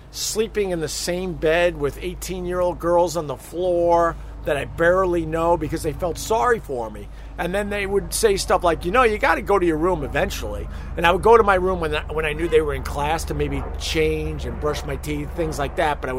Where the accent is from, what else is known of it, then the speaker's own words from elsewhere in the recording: Long Island, New York, United States; so I roomed with two upstaters. I'm from Long Island.